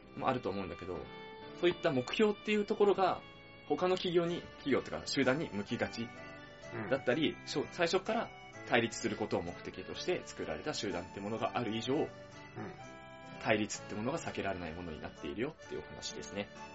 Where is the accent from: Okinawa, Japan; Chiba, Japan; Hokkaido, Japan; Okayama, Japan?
Chiba, Japan; 俺たち千葉県民が